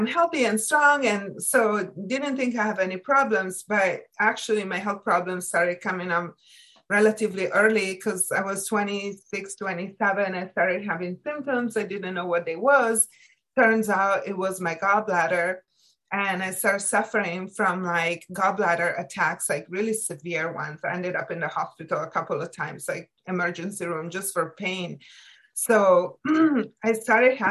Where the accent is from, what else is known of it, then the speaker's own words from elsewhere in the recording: Italy; moved away as an adult; now in United States; I was born and raised in Italy